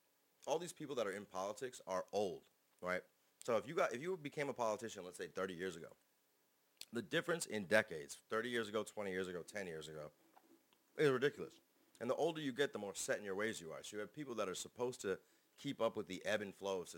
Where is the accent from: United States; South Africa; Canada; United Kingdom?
Canada; and I'm Canadian, and I have a long head.